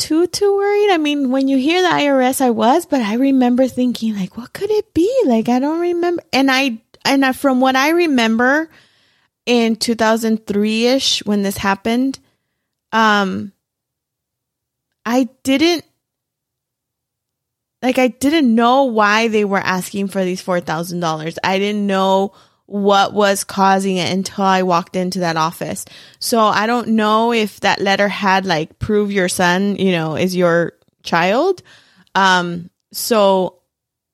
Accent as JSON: {"language": "English", "region": "California", "country": "United States", "moved": "yes", "lives_now": "Arizona, United States", "said": "I'm originally from California"}